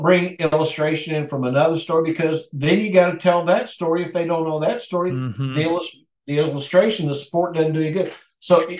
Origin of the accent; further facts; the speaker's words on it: United States; also born or lived in Mexico; here in our own country